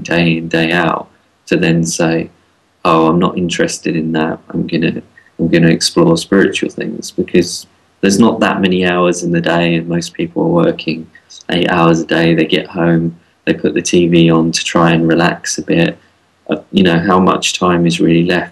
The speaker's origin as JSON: {"language": "English", "region": "London", "country": "United Kingdom", "tie": "born or raised there", "said": "growing up in London"}